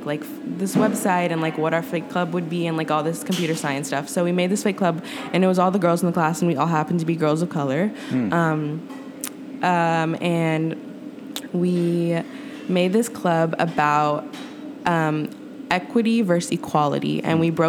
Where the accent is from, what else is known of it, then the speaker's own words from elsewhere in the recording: Oakland, California, United States; growing up in Oakland